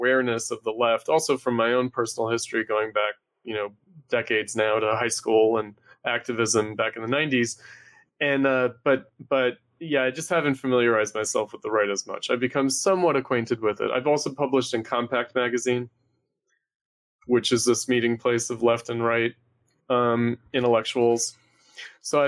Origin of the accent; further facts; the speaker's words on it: New York, United States; moved away; also born or lived in Chicago; I'm originally from New York.